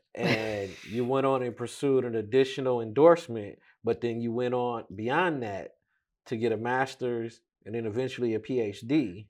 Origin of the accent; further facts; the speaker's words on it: Detroit, Michigan, United States; we've known and grew up in the same neighborhood.